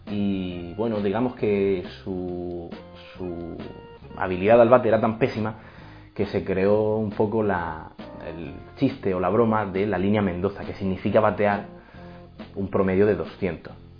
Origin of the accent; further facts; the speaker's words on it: Murcia, Region of Murcia, Spain; moved away as an adult; also born or lived in Los Angeles, United States / Texas, United States; soy de Murcia, actualmente estoy en España